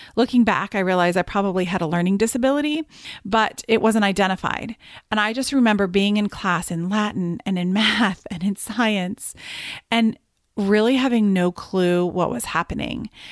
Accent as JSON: {"language": "English", "country": "United Kingdom", "tie": "born or raised there", "said": "I am Brit by birth"}